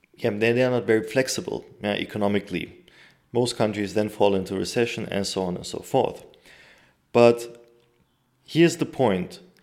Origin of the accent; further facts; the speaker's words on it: Turkey; my home country, Turkey